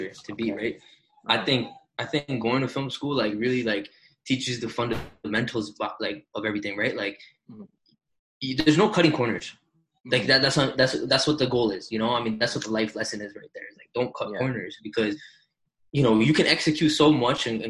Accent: Toronto, Ontario, Canada; we came from Toronto. We're just Toronto kids

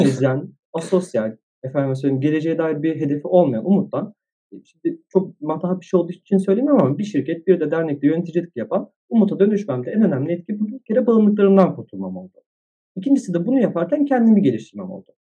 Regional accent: Istanbul, Turkey; İstanbul'da doğdum, büyüdüm

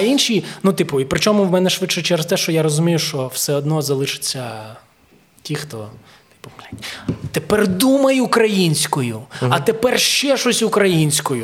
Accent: Ukraine; also born or lived in Kyiv; я народився в Україні

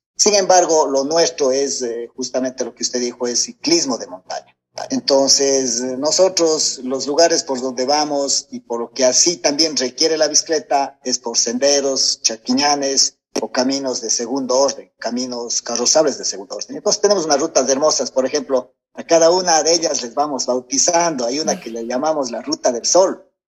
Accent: Gualaceo, Azuay, Ecuador; soy de acá de Gualaceo

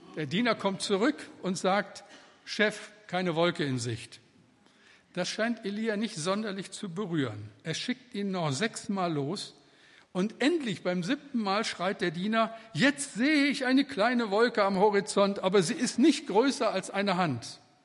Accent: Moers, North Rhine-Westphalia, Germany; bin ich in Mörs am Niederrhein geboren

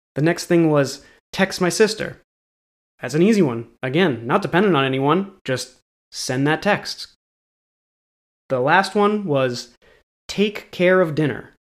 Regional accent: New England, United States; I'm from New England

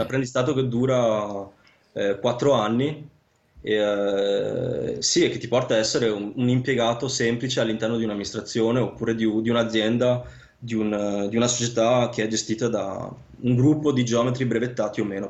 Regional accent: Vicenza, Veneto, Italy; moved away as an adult; also born or lived in Sicily; now in Lausanne, Switzerland; io sono di origine siciliana, però nato e cresciuto a Vicenza

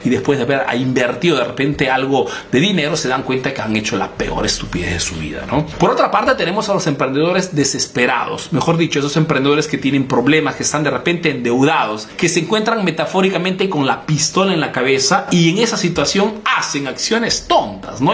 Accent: Peru; now in Italy; soy un emprendedor peruano que vive y hace negocios en Italia

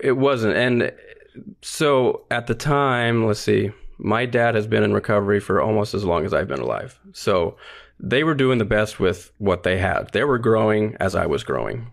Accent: North Pole, Alaska, United States; I was born and raised in North Pole, Alaska

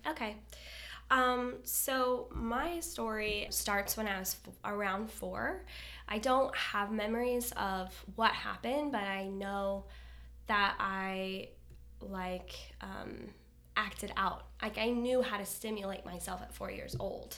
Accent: Kansas, United States; also born or lived in Florida; now in Fort Lauderdale, United States; I'm originally from Kansas. I moved here in Florida in two thousand eight

